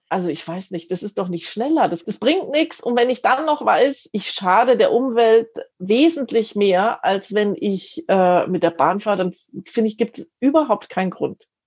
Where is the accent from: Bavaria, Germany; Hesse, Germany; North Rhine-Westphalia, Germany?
Bavaria, Germany; Munich; ich bin äh, Münchnerin, ich wohne hier schon ganz lang